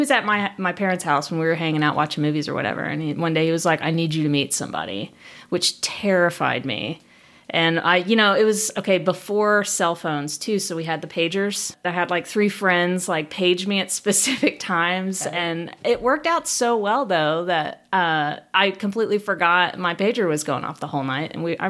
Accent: Allen, Texas, United States; also born or lived in Denton, Texas; now in Richardson, United States; I grew up in Allen

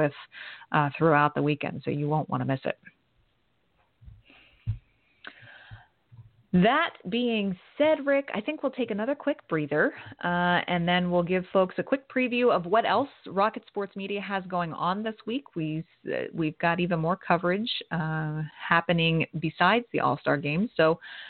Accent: Allentown, Pennsylvania, United States; in Allentown, right here in my hometown

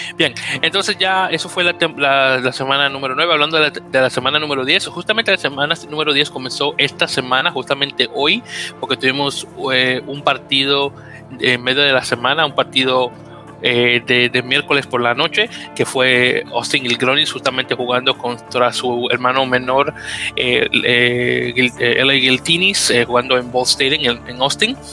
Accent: Dominican Republic; como buen dominicano que soy

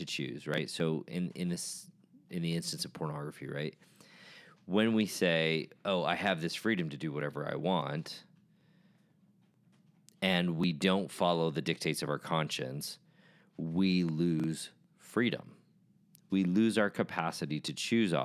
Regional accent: United States; as a member of The Church of Jesus Christ of Latter-day Saints, as an American

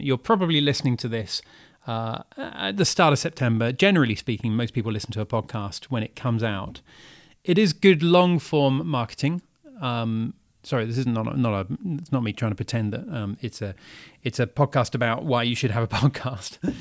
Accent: United Kingdom; moved away as an adult; now in Paris, France; I'm British and living here and I've been living here just for this year

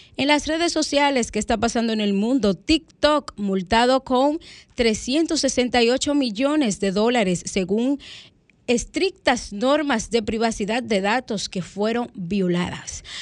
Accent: Dominican Republic; nuestro país como buenos dominicanos que somos

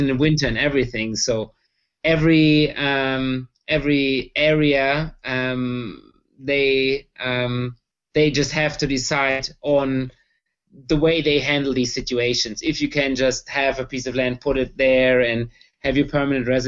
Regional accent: Erlangen, Bavaria, Germany; We are from Bavaria, near Nuremberg, a town called Erlangen in Franconia

